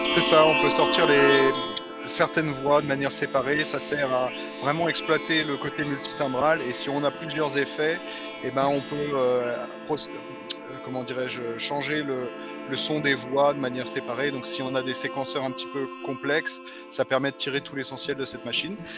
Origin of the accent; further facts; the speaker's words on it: France; moved away as an adult; now in Germany; je suis français, hein, mais euh, je suis basé en Allemagne depuis euh, maintenant une dizaine d'années